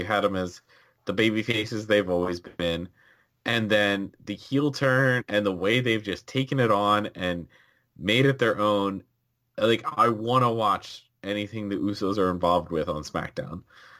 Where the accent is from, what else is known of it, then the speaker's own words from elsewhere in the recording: Winnipeg, Manitoba, Canada; I'm from Winnipeg, you idiot!